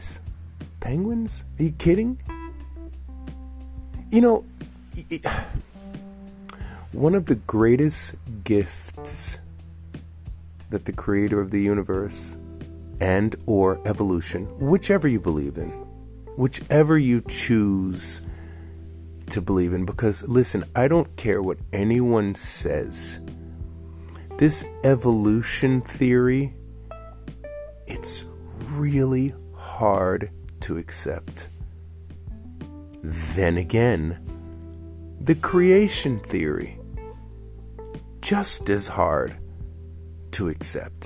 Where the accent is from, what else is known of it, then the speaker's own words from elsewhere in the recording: New York City, New York, United States; growing up in Queens, we're sharing a room, we're kids